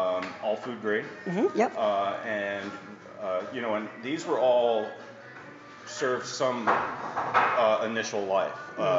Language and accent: English; Tennessee, United States; now in Connecticut, United States